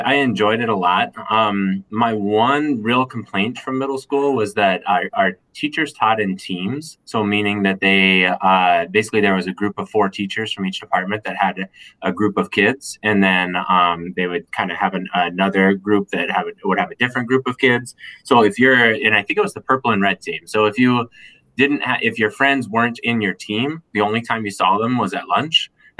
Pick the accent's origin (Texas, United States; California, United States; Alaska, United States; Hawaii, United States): Alaska, United States; North Pole; moved away as an adult; also born or lived in North Dakota / Bloomington, Indiana; now in Minnesota, United States; I grew up in North Pole, Alaska, so it was a really small town in the middle of Alaska, and so everything there is Christmas themed.